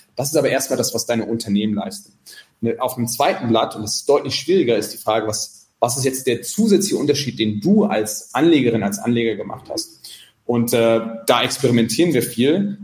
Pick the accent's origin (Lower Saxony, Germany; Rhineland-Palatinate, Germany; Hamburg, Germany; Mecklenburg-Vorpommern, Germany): Rhineland-Palatinate, Germany; Mainz; also born or lived in Santiago, Chile; now in Zurich, Switzerland; ich bin ja aus Mainz